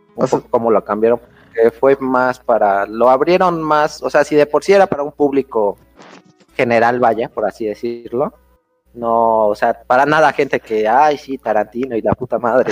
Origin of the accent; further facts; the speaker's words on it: Puebla, Mexico; somos de Puebla